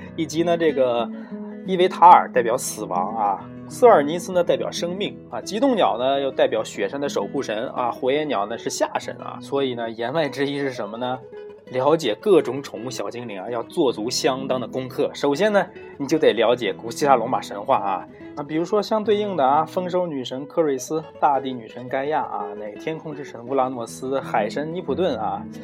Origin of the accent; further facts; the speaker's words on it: China; 我们中国人